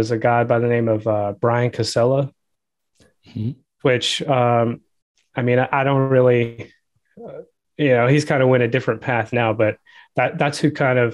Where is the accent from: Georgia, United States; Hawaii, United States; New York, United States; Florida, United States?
Georgia, United States; I'm from Georgia